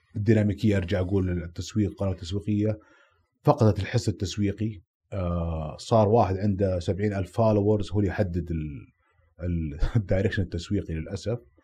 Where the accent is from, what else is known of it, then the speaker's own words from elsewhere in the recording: Saudi Arabia; أنا سعودي